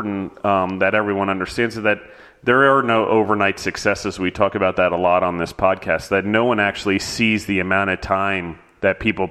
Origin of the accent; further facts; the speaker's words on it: Maryland, United States; moved away as an adult; also born or lived in Pennsylvania; I grew up in Maryland, but I went to college in Pennsylvania